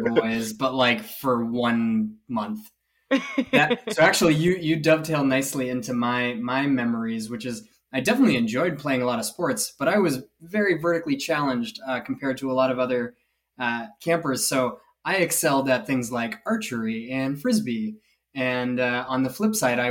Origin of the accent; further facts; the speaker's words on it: Needham, Massachusetts, United States; We are from Needham